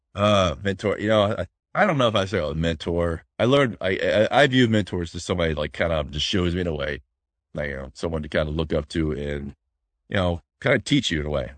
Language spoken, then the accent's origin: English; Florida, United States; moved away; I'm from Florida.